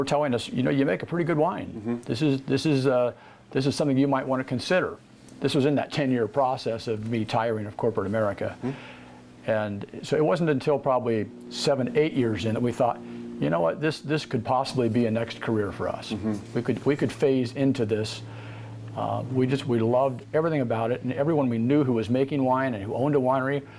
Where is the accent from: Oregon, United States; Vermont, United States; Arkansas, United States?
Oregon, United States; Albany; moved away as an adult; also born or lived in California; Born in Albany, Oregon. Born and raised there. Spent my first 20-some years there